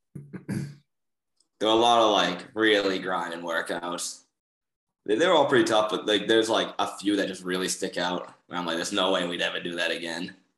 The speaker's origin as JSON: {"language": "English", "town": "Boston", "region": "Massachusetts", "country": "United States", "moved": "yes", "said": "I'm from Boston"}